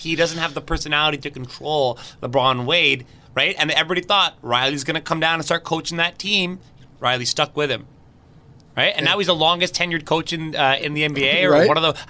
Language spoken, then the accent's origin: English; Toronto, Ontario, Canada; I am Canadian and proud of it. I'm a Toronto